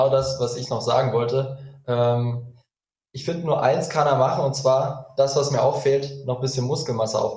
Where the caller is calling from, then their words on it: Magdeburg, Saxony-Anhalt, Germany; Ich bin aus Magdeburg zugeschaltet.